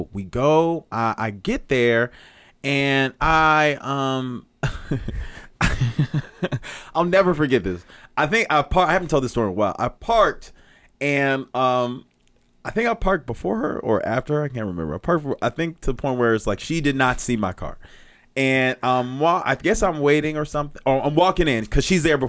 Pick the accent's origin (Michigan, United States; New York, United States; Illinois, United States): Illinois, United States; Chicago; also born or lived in Memphis; now in Los Angeles, United States; I'm from Chicago